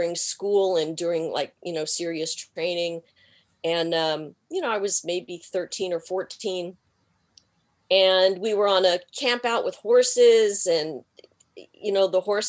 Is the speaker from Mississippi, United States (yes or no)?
no; Texas, United States; accent: Texan; moved away as an adult; now in Los Angeles, United States; I am a Texan, born and bred